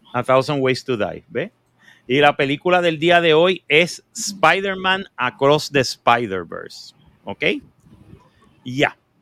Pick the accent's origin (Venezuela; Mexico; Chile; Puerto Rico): Puerto Rico